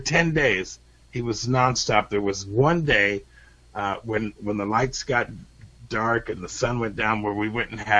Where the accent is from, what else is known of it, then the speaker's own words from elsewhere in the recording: United States; as an American